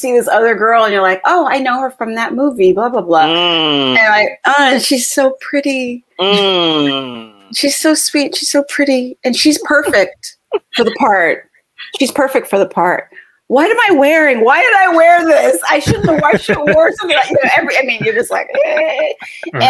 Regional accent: Southern California, United States; I grew up in Southern California

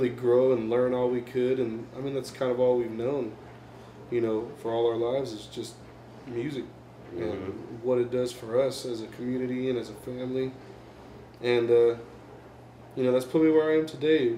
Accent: Kansas City, United States; also born or lived in Wichita, Kansas; I grew up here in Kansas City, lived here all my life

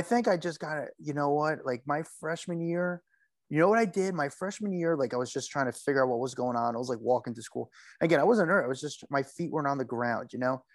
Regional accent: Union, New Jersey, United States; I'm from Union, so I would, you know, just down the parkway a little bit

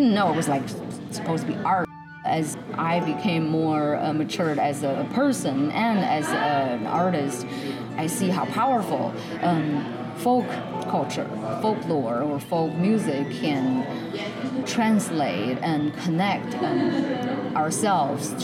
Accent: Beijing, China; now in Nashville, United States; And I'm originally from Beijing, and now I live in Nashville.

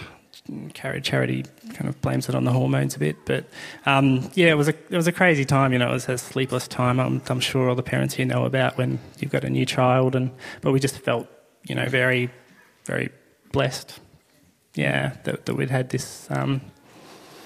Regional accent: Blackburn, Victoria, Australia; now in Northcote, Australia; I grew up out in Blackburn. Pretty normal suburban upbringing.

